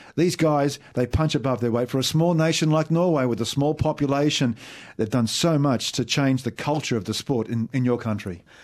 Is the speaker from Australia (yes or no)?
yes; Australia; as an Aussie